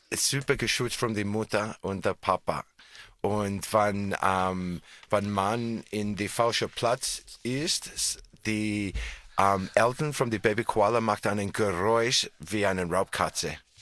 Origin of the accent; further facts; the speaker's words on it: Australia; German is a second language; now in Tyrol, Austria; Ich bin in Australien geboren, aber ich habe in Tirol seit Schillingzeit gewohnt.